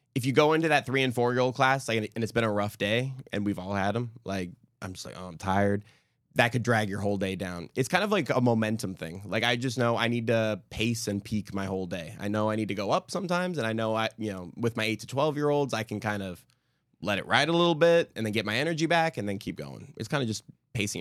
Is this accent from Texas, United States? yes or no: no; California, United States; moved away as an adult; now in Houston, United States; in California, um, in the valley, especially at the time I was growing up